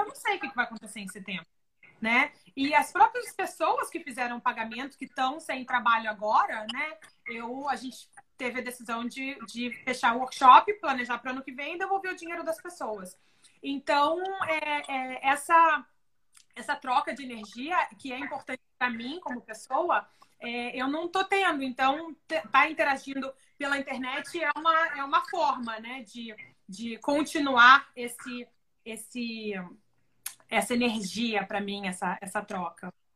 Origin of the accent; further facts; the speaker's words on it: Brazil; moved away as an adult; also born or lived in Oklahoma, United States; now in Houston, United States; aqui eu não sou americana, eu sou brasileira